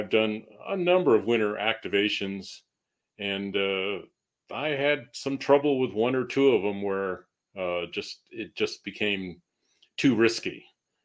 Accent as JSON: {"language": "English", "area": "Northern Berkshires", "region": "Massachusetts", "country": "United States", "tie": "born or raised there", "also_born_or_lived": "Boston area, Massachusetts", "moved": "as an adult", "lives_now": "New Mexico, United States", "said": "I grew up in New England, kind of rural part of New England, Massachusetts. The Northern Berkshires"}